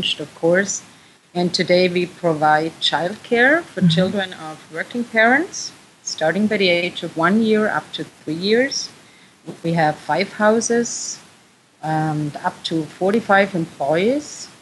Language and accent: English; Austria; I am from Austria, too